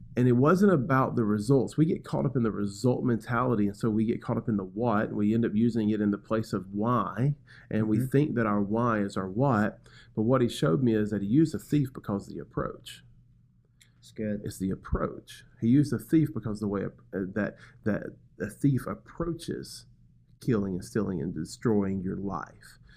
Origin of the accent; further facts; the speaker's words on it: Birmingham, Alabama, United States; moved away as an adult; now in Macon, United States; I come from Birmingham, Alabama. That's where I was born and raised.